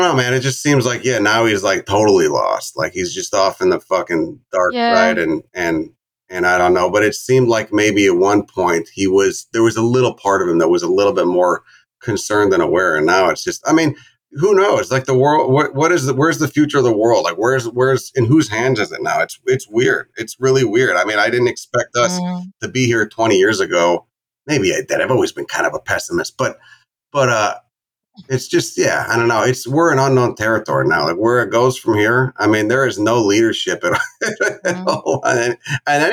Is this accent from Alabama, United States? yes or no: no; Chicago suburbs, Illinois, United States; where I grew up in Chicago, I mean, I grew up in the suburbs, maybe like a half hour bike ride from the city limits.